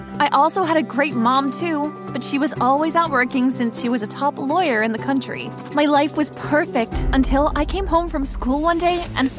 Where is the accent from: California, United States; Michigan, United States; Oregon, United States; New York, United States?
New York, United States; I'm from New York.